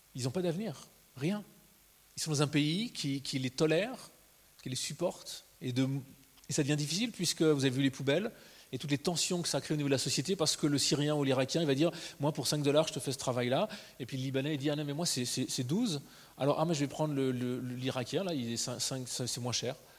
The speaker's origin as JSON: {"language": "French", "country": "Switzerland", "said": "en tant que Suisse"}